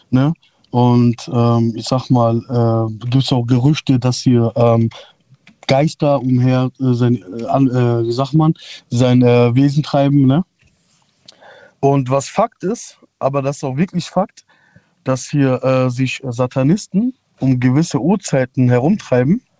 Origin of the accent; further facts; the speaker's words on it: Meckenheim, North Rhine-Westphalia, Germany; ich komme aus Meckenheim. Ja, ist halt so, man kann als Stadt sehen, als Dorf sehen. Ja. Ist eher so eine kleine Stadt.